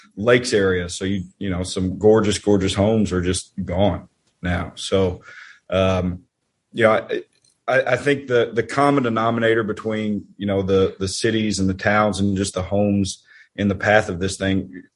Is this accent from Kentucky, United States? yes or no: yes; Marshall County, Kentucky, United States; I'm from Marshall County